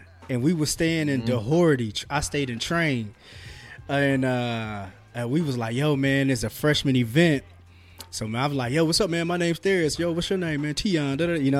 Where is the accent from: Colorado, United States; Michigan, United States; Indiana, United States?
Indiana, United States; Fort Wayne; I was like, I'm from Fort Wayne.